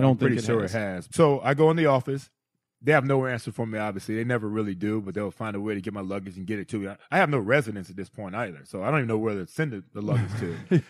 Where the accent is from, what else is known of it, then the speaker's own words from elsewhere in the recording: United States; now in South Florida, United States; You know, first of all, I'm coming from Ohio/Pennsylvania, coming to South Florida. It's April. Still a little cold up there.